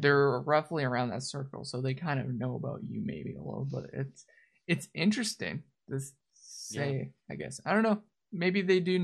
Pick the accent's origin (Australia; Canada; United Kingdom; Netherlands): Canada; I'm from Canada, so I'm different school system